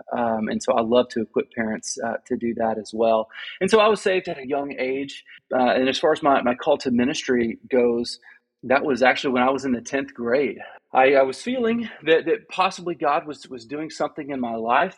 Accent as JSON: {"language": "English", "region": "Arkansas", "country": "United States", "tie": "born or raised there", "moved": "yes", "lives_now": "Austin, United States", "said": "I'm born and raised in Arkansas"}